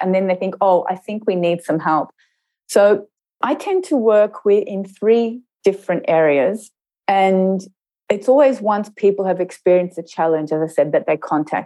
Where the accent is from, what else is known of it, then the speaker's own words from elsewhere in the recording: Australia; you can probably hear from my accent that I was brought up in Australia.